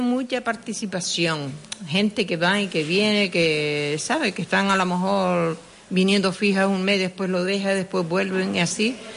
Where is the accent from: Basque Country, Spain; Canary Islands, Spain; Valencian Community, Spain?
Canary Islands, Spain; Sardina del Sur; Nací en Sardina, en calle Las Angustias, número uno.